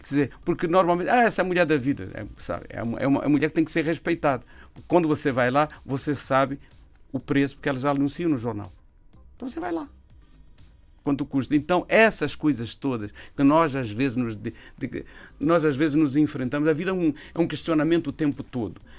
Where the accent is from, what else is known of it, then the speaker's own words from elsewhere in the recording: Brazil; moved away; Eu vim de lá do Brasil com a lesão